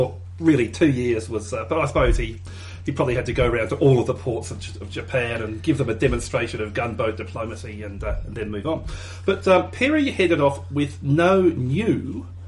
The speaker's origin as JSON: {"language": "English", "country": "Australia", "said": "we're Australian"}